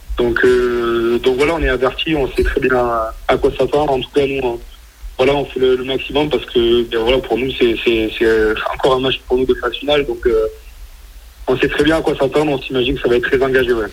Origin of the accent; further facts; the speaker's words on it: near Agen, south-west France, France; moved away as an adult; now in Toulon, France; je suis originaire du Sud-Ouest, à côté d'Aliens.